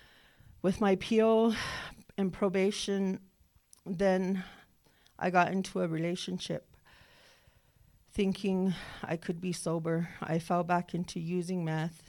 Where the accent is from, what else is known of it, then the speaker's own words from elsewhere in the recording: Northern Cheyenne Reservation, Montana, United States; I'm from the Northern Cheyenne Reservation